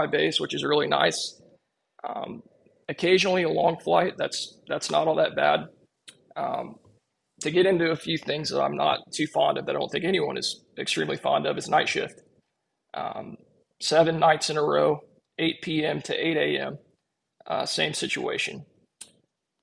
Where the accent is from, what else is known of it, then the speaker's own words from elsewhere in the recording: Snellville, Georgia, United States; my current base opened up in Snellville, literally 2 miles away from the house I grew up in.